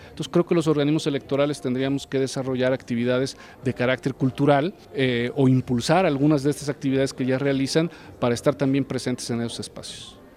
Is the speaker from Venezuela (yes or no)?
no; San Luis Potosí, Mexico; yo soy aquí vecino de San Luis Potosí